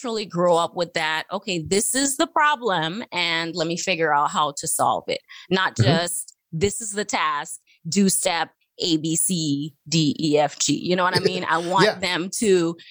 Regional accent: Trinidad & Tobago; moved away as an adult; also born or lived in Virginia; I'm from Trinidad. I'm originally from Trinidad and Tobago. And growing up, they started building the first overpass

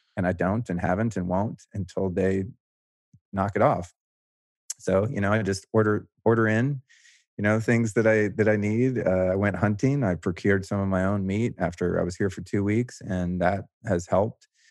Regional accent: the Bay Area, California, United States; moved away as an adult; now in Austin, United States; I grew up in, uh, the Bay Area.

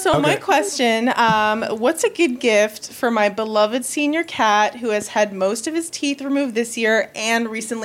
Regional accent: New York City, New York, United States; I'm from Queens.

